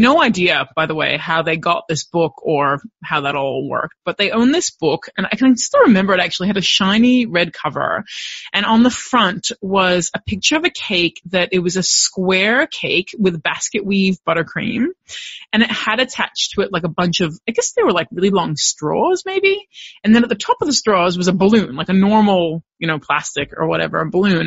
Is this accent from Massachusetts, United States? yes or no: no; Los Angeles, California, United States; moved away as an adult; now in Melbourne, Australia; I was born and raised in Los Angeles, California, and I came out here to Melbourne, Australia on a one year study abroad program